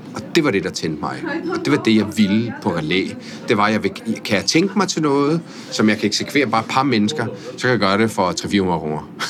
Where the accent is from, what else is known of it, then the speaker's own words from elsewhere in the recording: Italy; also born or lived in Spain / France; now in Denmark; jeg er født i Italien af en norsk mor